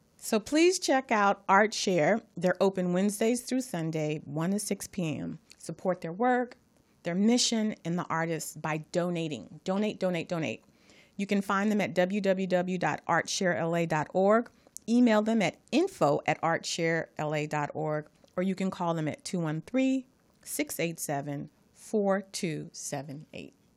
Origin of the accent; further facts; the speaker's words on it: Los Angeles, California, United States; I'm from Watts